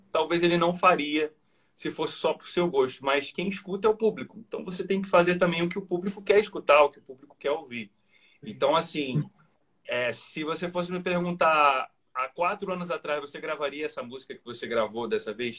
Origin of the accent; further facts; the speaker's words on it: Mesquita, Rio de Janeiro, Brazil; also born or lived in Niterói / Recreio dos Bandeirantes, Rio de Janeiro; now in Rio de Janeiro, Brazil; eu não nasci em Niterói. Eu fui criado eu, né, da minha adolescência para adolescência fase adulta. Eu fui morar em Niterói, mas eu nasci na cidade de Mesquita, na, na, na, Baixada Fluminense do Rio de Janeiro